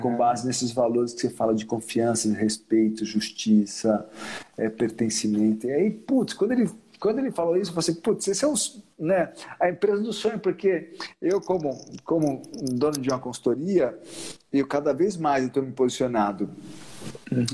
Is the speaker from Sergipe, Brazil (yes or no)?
yes; Sergipe, Brazil; meu estado natal, que é Sergipe, apesar desse branco ar-condicionado, sou sergipano